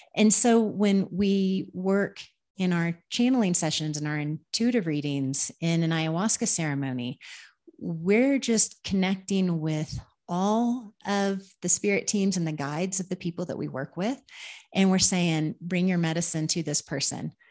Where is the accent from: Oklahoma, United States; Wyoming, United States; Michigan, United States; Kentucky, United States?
Oklahoma, United States; moved away as an adult; also born or lived in Minnesota; now in Peru; I'm from Oklahoma